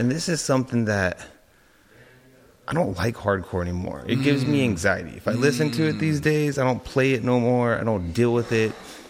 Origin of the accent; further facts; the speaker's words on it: Modesto, California, United States; I'm from Modesto, California. That's where I was born and raised.